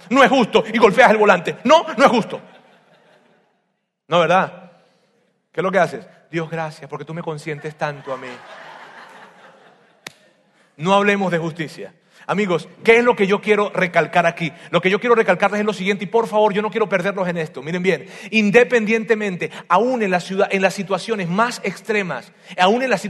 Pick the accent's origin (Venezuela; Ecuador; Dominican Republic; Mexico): Venezuela; Así decimos, ya se me está olvidando como los venezolanos.